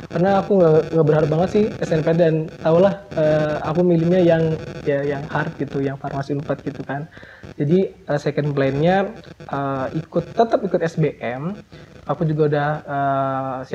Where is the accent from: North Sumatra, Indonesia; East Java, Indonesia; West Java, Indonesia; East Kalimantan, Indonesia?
West Java, Indonesia; Cirebon Regency; aku ini dari SMP SMP kabupaten dan istilahnya aku merantau ya dari kabupaten ke kota